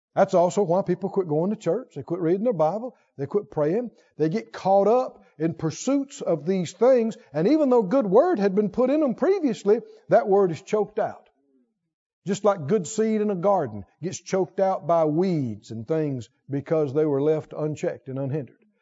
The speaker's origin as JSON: {"language": "English", "region": "the South", "country": "United States", "tie": "born or raised there", "said": "I grew up in the South and the country, and we were all hot rod heads around there"}